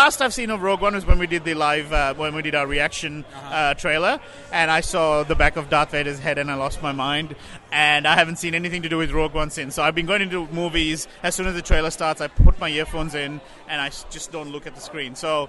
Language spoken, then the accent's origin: English; Australia; As a Sri Lankan Australian